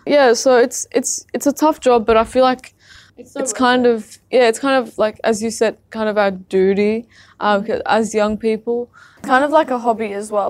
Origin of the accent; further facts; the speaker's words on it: Syria; now in Australia; I'm from Syria